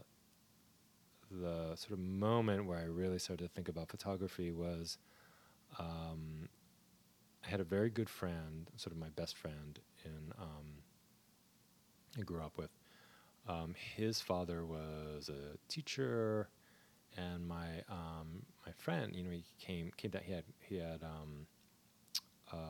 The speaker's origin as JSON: {"language": "English", "region": "New Jersey", "country": "United States", "tie": "born or raised there", "said": "I grew up in Jersey."}